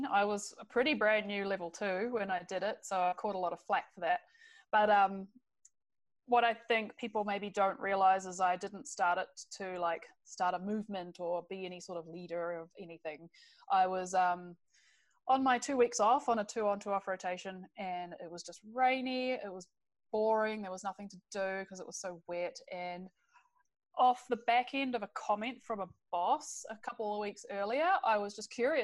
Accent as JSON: {"language": "English", "country": "New Zealand", "moved": "as an adult", "lives_now": "British Columbia, Canada", "said": "I come from New Zealand originally."}